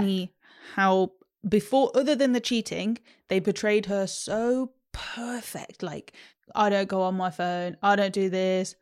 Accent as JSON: {"language": "English", "region": "London", "country": "United Kingdom", "said": "Oh, London."}